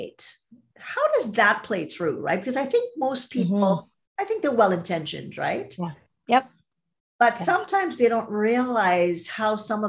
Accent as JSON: {"language": "English", "country": "Trinidad & Tobago", "tie": "born or raised there", "also_born_or_lived": "Toronto, Canada", "moved": "as an adult", "said": "I'm from Trinidad and Tobago and grew up there, came to go to school"}